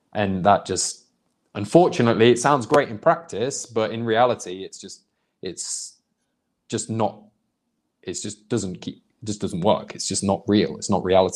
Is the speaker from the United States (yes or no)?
no; United Kingdom; moved away; also born or lived in Indonesia; growing up in Britain, or a proper Christian anyway. Like there was plenty of Muslims and Sikhs and Hindus where I lived, because I lived in a very big Indian population in the city I come from